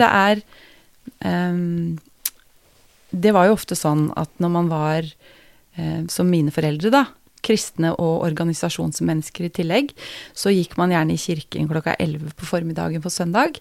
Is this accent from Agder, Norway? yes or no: no; Geilo, Buskerud, Norway; Jeg er jo fra Geilo, jeg må begynne med det, da. Geilo i Hallingdal. Mm. Har eh, vokst opp som eh, eneste jente i en familie med tre eh, brødre.